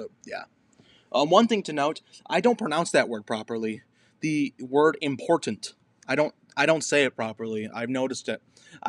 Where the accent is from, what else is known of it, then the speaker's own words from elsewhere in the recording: Minnesota, United States; Answer, I love my home state of Minnesota, to be completely honest.